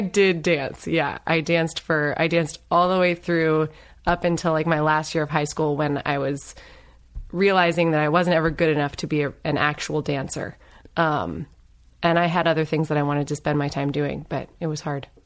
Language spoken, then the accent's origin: English; Northern Virginia, United States; also born or lived in Los Angeles; now in Claremont, United States; I grew up in Northern Virginia. Um, so, you know, D C suburbs